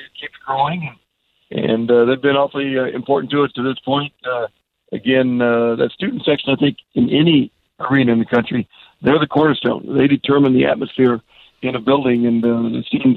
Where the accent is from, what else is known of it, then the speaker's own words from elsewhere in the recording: Kansas, United States; also born or lived in Las Vegas, Nevada; now in Oklahoma, United States; the people we grew up with in Kansas